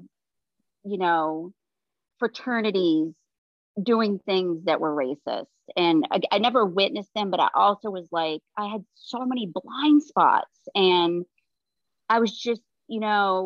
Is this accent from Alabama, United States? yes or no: no; Maine, United States; moved away as an adult; also born or lived in South Carolina / Toronto / Ohio; I came from Maine, the state of Maine